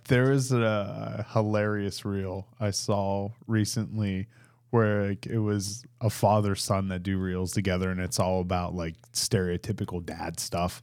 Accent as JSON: {"language": "English", "town": "Pittsburgh", "region": "Pennsylvania", "country": "United States", "tie": "born or raised there", "moved": "yes", "lives_now": "Frederick, United States", "said": "I grew up in Pittsburgh, so it's, I'm a solidly Sheets country"}